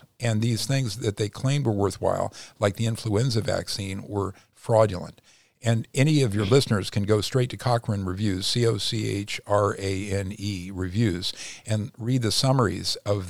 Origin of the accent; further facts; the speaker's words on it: Midwest, United States; now in Los Angeles, United States; originally from the Midwest.